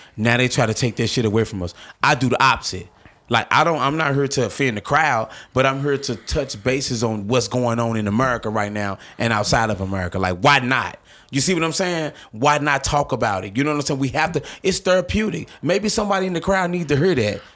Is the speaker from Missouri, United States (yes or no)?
yes; St. Louis, Missouri, United States; I'm from North Saint Louis